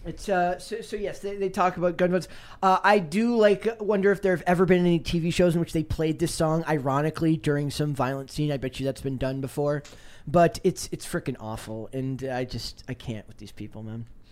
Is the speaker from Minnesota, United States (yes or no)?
yes; Minnesota, United States; I'm from Minnesota